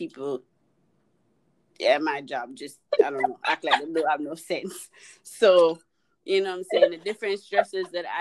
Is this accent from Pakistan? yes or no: no; Jamaica; I'm Jamaican